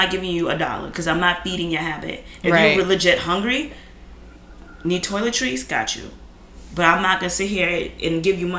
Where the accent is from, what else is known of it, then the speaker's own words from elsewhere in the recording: United States; even as a black American